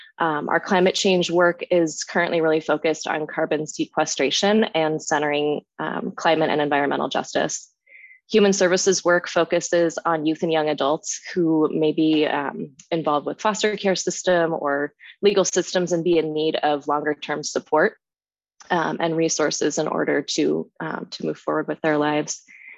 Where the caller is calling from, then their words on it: Seattle, Washington, United States; I am calling in from Seattle, Washington, on the lands of the Duwamish and Coast Salish people today.